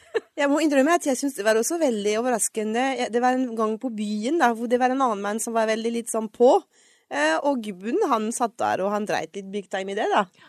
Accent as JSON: {"language": "Norwegian", "town": "Paris", "region": "Île-de-France", "country": "France", "tie": "born or raised there", "accent": "French", "second_language": "Norwegian", "moved": "as an adult", "lives_now": "Oslo, Norway", "said": "Jeg er jo født og vokst opp i Paris, og flytta til Norge da jeg var sju-seks altså seks år siden"}